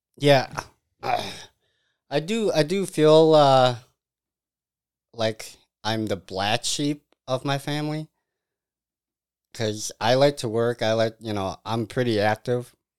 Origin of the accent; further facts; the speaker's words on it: Mazomanie, Wisconsin, United States; also born or lived in Madison, Wisconsin; I grew up in Major Manny.